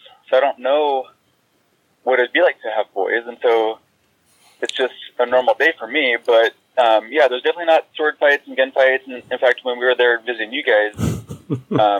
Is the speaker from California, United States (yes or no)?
yes; California, United States; moved away as an adult; also born or lived in New Mexico; now in Washington, United States; born and raised in California.